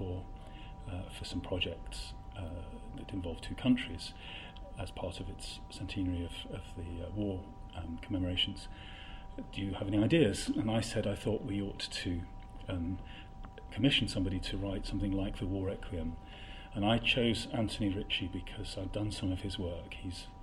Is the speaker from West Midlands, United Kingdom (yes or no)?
yes; Coventry, West Midlands, United Kingdom; moved away; also born or lived in Oxford; I come from Coventry